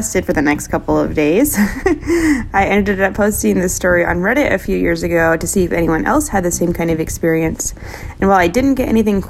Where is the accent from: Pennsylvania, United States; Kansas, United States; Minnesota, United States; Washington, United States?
Kansas, United States; I'm from Kansas